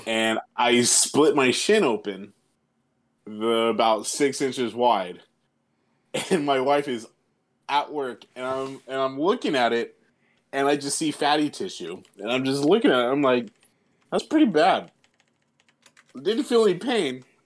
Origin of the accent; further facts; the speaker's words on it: California, United States; my hometown in California